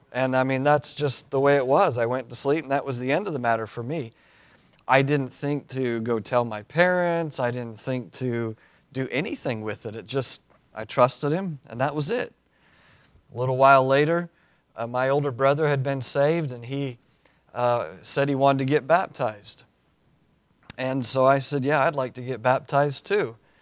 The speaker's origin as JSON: {"language": "English", "town": "Cody", "region": "Wyoming", "country": "United States", "tie": "born or raised there", "moved": "as an adult", "said": "I was born and raised in Cody, Wyoming"}